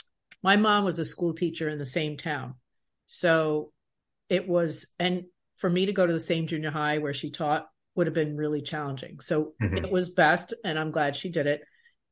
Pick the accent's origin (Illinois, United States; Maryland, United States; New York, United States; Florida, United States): New York, United States; Baldwin; At that time, where I grew up in Baldwin, it was predominantly white, and my junior high was predominantly white and predominantly 99% Jewish. And I am a Latina woman.